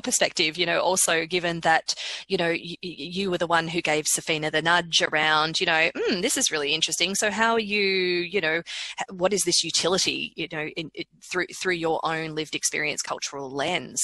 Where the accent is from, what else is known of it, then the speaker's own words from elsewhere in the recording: Australia; I as an Australian